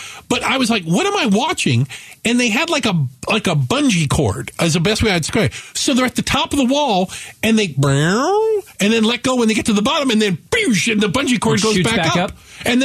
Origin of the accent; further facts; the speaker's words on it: Tucson, Arizona, United States; Growing up in Tucson